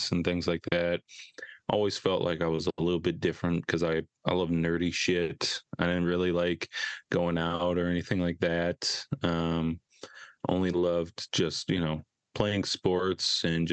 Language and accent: English; Edina, Minnesota, United States; I grew up in the Edina suburb, Minnesota